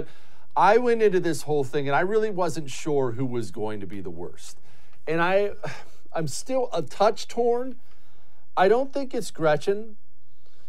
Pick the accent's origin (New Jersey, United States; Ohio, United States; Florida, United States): Ohio, United States; I was born in Ohio